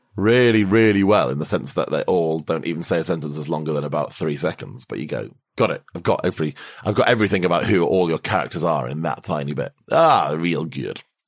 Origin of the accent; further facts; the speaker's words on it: United Kingdom; as a Brit